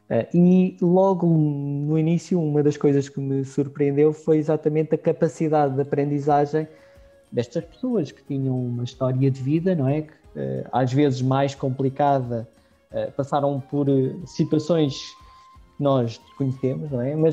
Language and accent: Portuguese; Mafra municipality, Greater Lisbon, Portugal; accent: Lisboeta; nasci uh, aqui na Grande Lisboa, nasci numa, numa aldeia no Conselho de Mafra, uh, ali entre Mafra e Loures, sensivelmente, e fiz toda, uh, todos os meus estudos primários, fiz ali na, nas escolas.